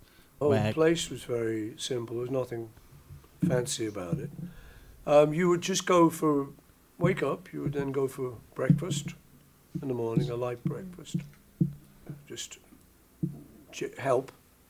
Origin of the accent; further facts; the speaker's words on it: Liverpool, North West England, United Kingdom; Seen him when we were kids growing up in Liverpool.